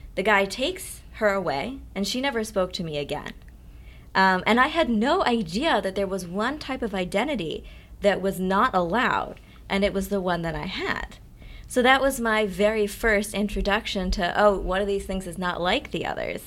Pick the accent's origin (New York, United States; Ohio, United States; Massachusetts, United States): Massachusetts, United States; Amherst; I grew up in Amherst, Massachusetts.